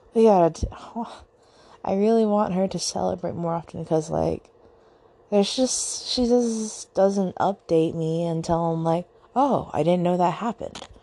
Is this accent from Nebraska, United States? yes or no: no; Southern Virginia, United States; I am from Virginia. Specifically Southern Virginia